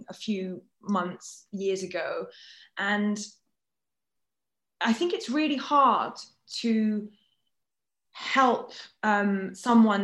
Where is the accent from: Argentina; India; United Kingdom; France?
France; moved away; I grew up in France where the dating rules are very different to here